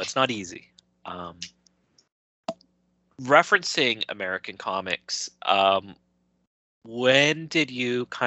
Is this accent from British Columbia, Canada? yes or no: yes; Vancouver, British Columbia, Canada; I'm from Vancouver